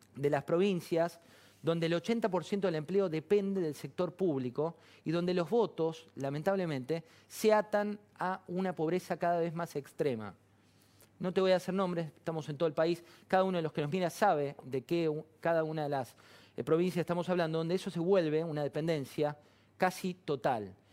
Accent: Argentina; nuestro país

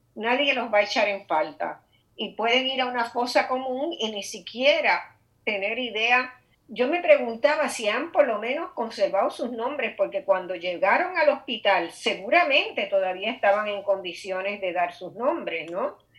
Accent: Puerto Rico; somos los puertorriqueños

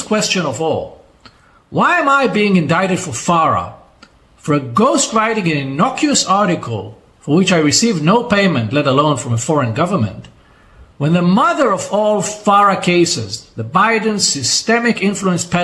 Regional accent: Israel

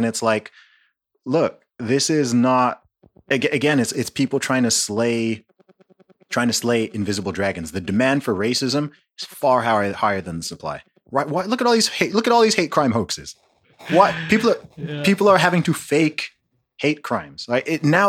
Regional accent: Nigeria; Okay, I'm from Nigeria.

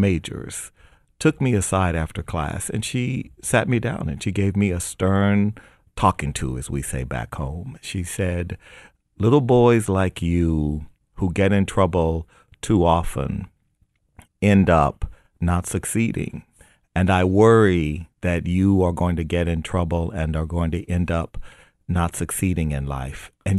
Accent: United States; born there; I was born in America, and that meant that I was born in a country where even a poor African-American kid could have dreams

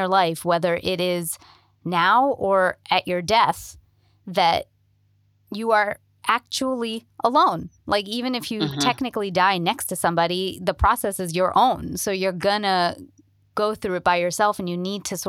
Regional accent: India; moved away as an adult; also born or lived in Toronto, Canada / New York, United States; now in Los Angeles, United States; I'm Indian

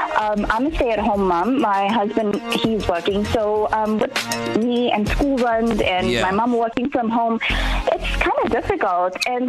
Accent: Chatsworth, KwaZulu-Natal, South Africa; Well, I'm from Chatsworth

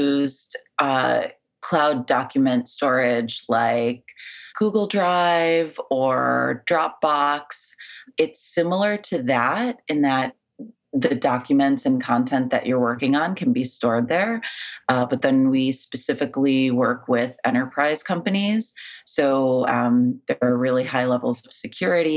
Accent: Buffalo, New York, United States; moved away as an adult; also born or lived in Manhattan, New York; now in Brooklyn, United States; I was born in Buffalo, so way, way upstate New York, basically Canadian. I moved to New York about 7 years ago

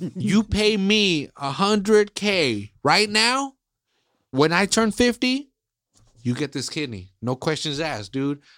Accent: Salinas, California, United States; I'm from Salinas

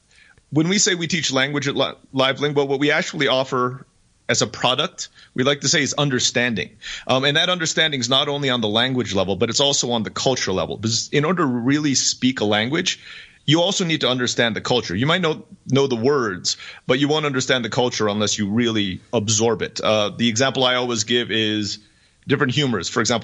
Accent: Turkey; also born or lived in Philippines; now in Mexico; I was born in the Philippines. I grew up in Turkey.

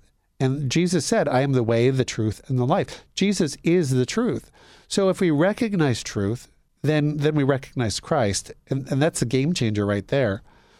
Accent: Canada; I grew up in Canada.

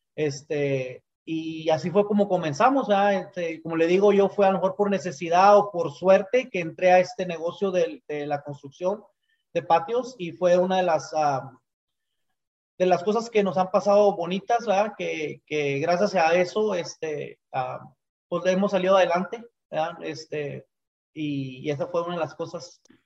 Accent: Chihuahua, Mexico; moved away as an adult; now in United States; orgullosamente eh, somos de Chihuahua

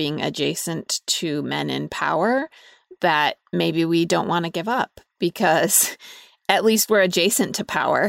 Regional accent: Utah, United States

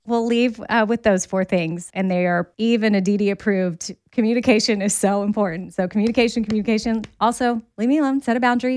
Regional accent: Texas, United States; I'm from Texas

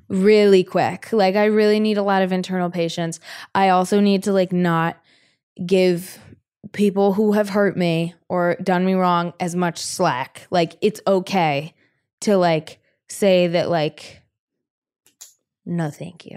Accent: North Carolina, United States; born or raised there

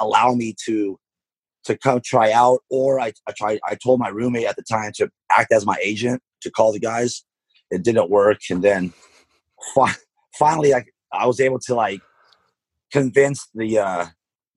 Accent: Stockton, California, United States; growing up in Stockton, I played in a lot of Mexican leagues

